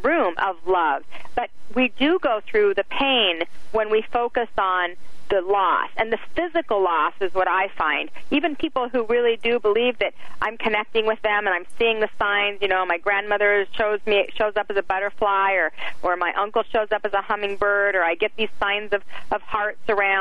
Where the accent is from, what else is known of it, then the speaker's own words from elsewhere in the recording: Salt Lake City, Utah, United States; I grew up in Salt Lake City, Utah in the 70s